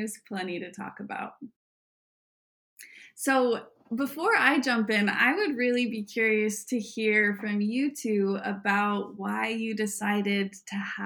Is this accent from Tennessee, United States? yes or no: no; Weiser, Idaho, United States; born or raised there; moved away as an adult; now in Vermont, United States